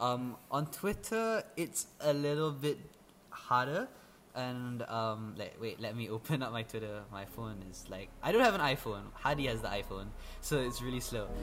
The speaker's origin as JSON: {"language": "English", "country": "Malaysia", "second_language": "English", "said": "an EFL speaker as a Malaysian, like living in Malaysia itself"}